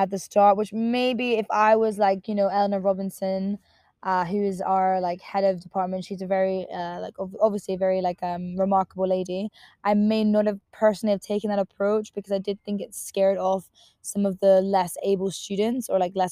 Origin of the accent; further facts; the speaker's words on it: Northampton, East Midlands, United Kingdom; moved away as an adult; now in London, United Kingdom; I was super excited to leave my hometown, Northampton, just because there wasn't that much going on